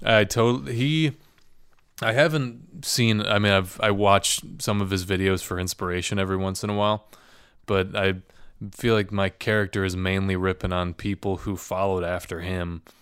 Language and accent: English; Midwest, United States; now in Chicago, United States; as a Midwesterner.